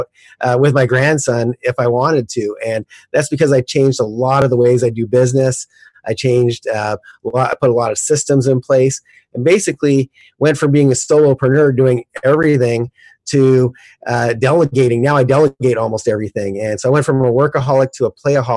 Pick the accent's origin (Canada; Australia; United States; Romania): Canada; moved away; I'm originally from Canada, and originally I did all my real estate in Calgary, Canada